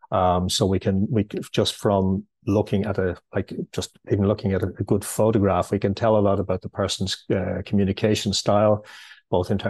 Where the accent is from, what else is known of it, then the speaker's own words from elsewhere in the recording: Ireland; Okay, well, firstly, I'm uh, I'm Irish. I'm living in Dublin.